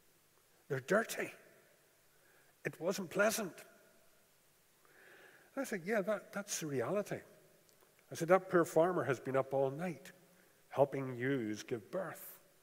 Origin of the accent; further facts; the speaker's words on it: Japan; As you are aware, I grew up in Japan, and you never saw sheep in Japan.